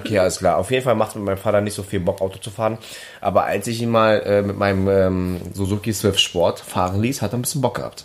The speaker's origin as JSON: {"language": "German", "region": "Berlin", "country": "Germany", "accent": "Berliner Schnauze / Berlin dialect", "said": "meine Berliner Schnauze"}